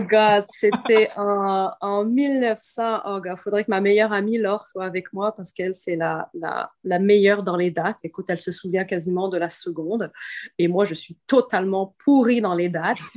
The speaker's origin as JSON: {"language": "French", "region": "Quebec", "country": "Canada", "said": "je suis québécoise aussi"}